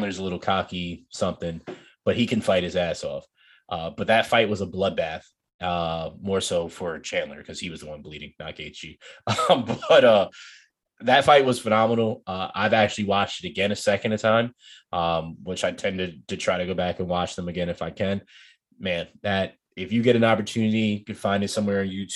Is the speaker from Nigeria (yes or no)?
yes; Nigeria; me being Nigerian